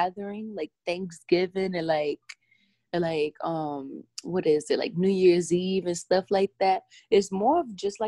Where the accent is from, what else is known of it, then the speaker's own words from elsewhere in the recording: New York City, New York, United States; I'm from the Bronx